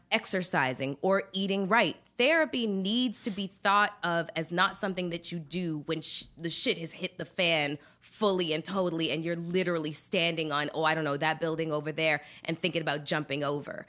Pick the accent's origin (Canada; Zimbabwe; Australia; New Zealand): Canada; I'm Canadian